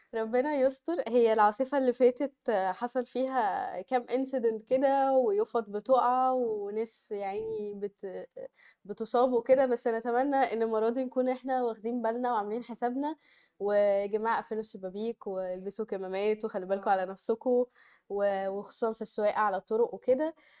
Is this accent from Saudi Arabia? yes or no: no; Egypt; عندنا في مصر